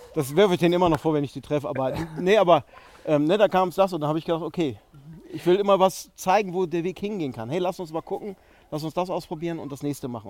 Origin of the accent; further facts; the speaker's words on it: Dithmarschen, Schleswig-Holstein, Germany; also ich bin Schleswig-Holsteiner, Dittmarscher gebürtig